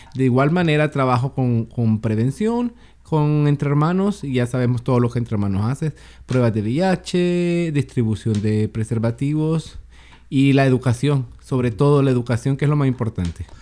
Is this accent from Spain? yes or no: no; Honduras; moved away as an adult; also born or lived in Tacoma, Pierce County, United States; now in Seattle, United States; Soy originario de Honduras